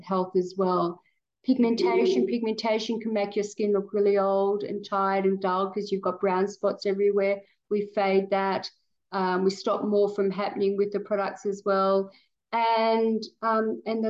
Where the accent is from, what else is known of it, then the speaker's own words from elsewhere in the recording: Australia; we're Australian